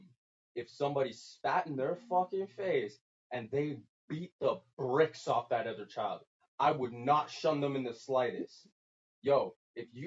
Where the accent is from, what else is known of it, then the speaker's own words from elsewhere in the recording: Ajax, Ontario, Canada; moved away; I'm technically where I was born from Ajax